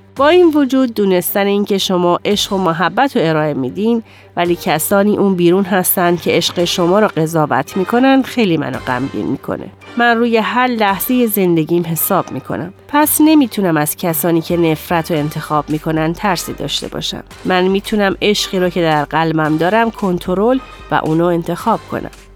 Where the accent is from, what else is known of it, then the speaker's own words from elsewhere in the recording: Dearborn, Michigan, United States; من در قسمت جنوبی دیربورن خارج از دیترویت بزرگ شدم.